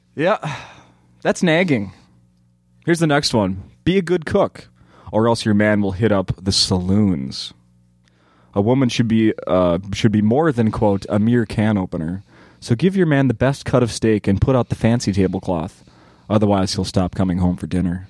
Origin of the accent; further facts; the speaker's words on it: Saint Paul, Minnesota, United States; I grew up in Saint Paul